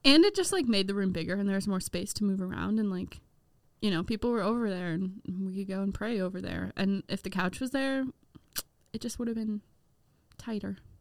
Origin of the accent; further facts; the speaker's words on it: Midwest, United States; as a Midwesterner